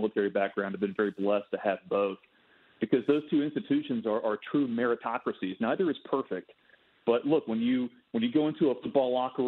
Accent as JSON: {"language": "English", "region": "Arkansas", "country": "United States", "tie": "born or raised there", "said": "I grew up in Arkansas, Brian, born and raised."}